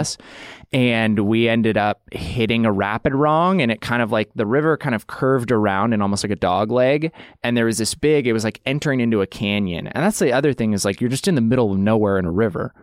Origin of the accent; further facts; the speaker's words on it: Idaho, United States; I grew up in Idaho